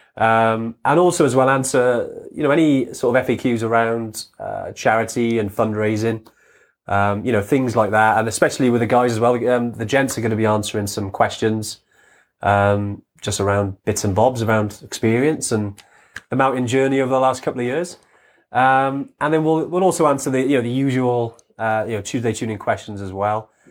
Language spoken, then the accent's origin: English; Wales, United Kingdom; we're from Wales